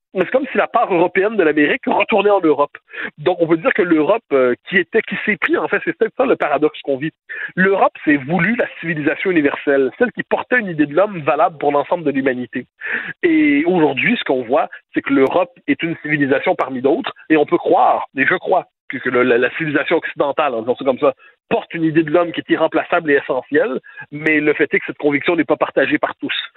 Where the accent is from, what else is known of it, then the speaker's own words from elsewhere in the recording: Quebec, Canada; quand on est Québécois